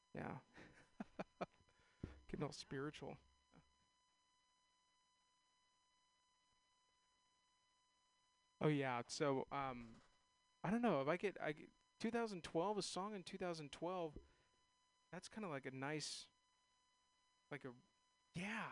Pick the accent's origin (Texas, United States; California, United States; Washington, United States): California, United States; San Ramon; now in San Francisco, United States; I am a native. I'm from San Ramon, Castro Valley area